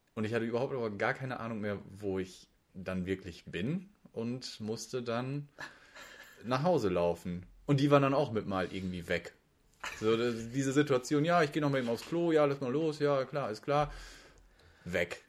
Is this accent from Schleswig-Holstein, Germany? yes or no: no; Hamburg, Germany; accent: Hamburger Dialekt; das ist mein Hamburger Dialekt, so schön vor einer Küste oben, mit Wasser von Kap Hohen getauft